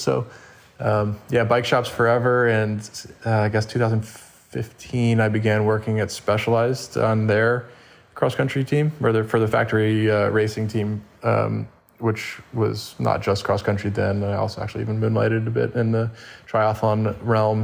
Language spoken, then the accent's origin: English; Winston-Salem, North Carolina, United States; now in Carmel Valley, United States; I got started working in a bike shop in my hometown in Winston-Salem, North Carolina